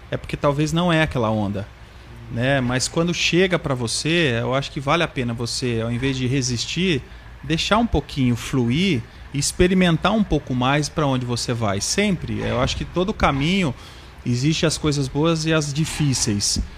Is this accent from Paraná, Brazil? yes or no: yes; Vaiporã, Paraná, Brazil; Eu sou de Vaiporã, olha vai, só.